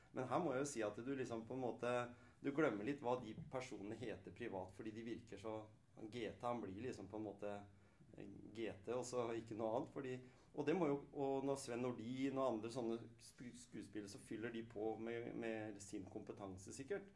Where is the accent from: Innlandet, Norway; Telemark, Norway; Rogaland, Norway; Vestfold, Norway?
Telemark, Norway; Skien; Selv om jeg er oppvokst på Hjemsø i Skien